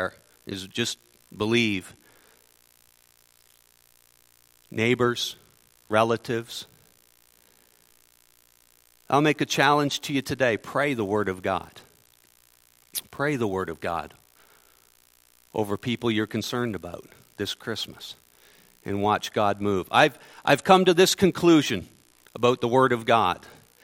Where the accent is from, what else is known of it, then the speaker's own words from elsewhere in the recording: Ontario, Canada; moved away as an adult; now in Manitoba, Canada; I'm from Ontario. I've only been in Manitoba since March